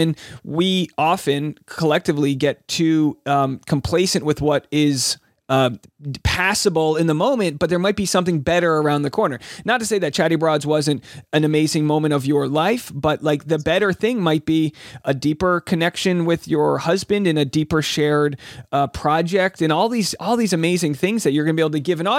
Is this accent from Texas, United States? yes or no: no; Rhode Island, United States; moved away; I just had a show back in my hometown in Rhode Island